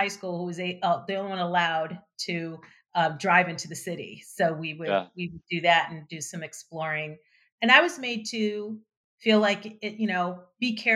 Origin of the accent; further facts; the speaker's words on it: Chicago, Illinois, United States; also born or lived in Denver; I was born in Chicago. Then my parents moved us to the suburbs, but, you know, close Western suburbs